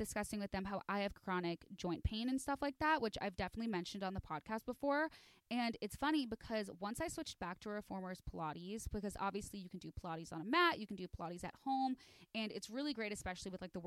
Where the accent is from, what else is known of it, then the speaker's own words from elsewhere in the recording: Chicago, Illinois, United States; I'm from Chicago. And so I say aunt.